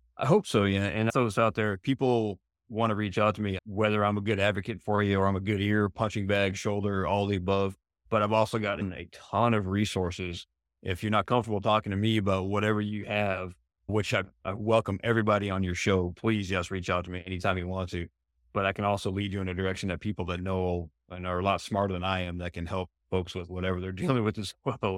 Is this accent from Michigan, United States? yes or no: no; New Hampshire, United States; also born or lived in Arizona; now in San Diego, United States; where I grew up in New Hampshire